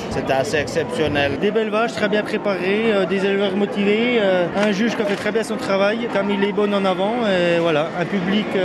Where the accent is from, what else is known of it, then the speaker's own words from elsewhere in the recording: Bourgogne-Franche-Comté, France; ah, Je suis jurassien, alors le Jura.